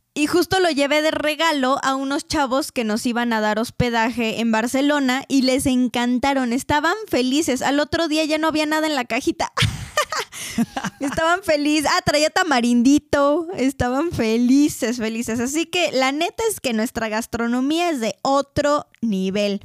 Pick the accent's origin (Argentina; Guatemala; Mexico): Mexico; Mexico City; iba a decir de feños, pero ahora ya no somos ni de feños, ya somos de la Ciudad de México